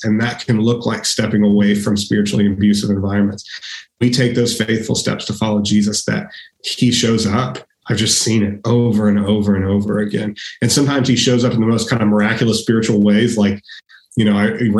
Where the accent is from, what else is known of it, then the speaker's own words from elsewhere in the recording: Austin, Texas, United States; I grew up here in Austin, and I spent my first 18 years here